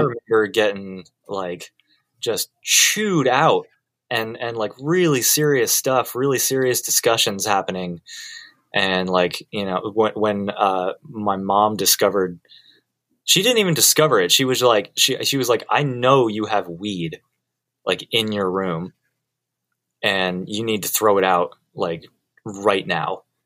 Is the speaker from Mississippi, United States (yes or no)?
no; Colorado, United States; moved away as an adult; now in Los Angeles, United States; I did grow up uh, in Colorado. I moved to Los Angeles when I was 25